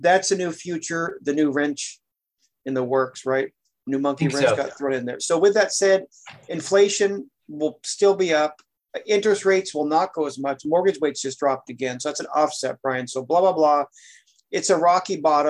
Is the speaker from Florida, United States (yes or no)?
no; Oregon, United States; When I grew up in Oregon